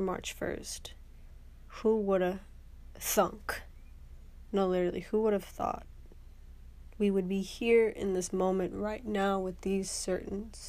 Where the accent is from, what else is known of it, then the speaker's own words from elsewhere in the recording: Houston, Texas, United States; moved away as an adult; I am back in Houston, Texas, my hometown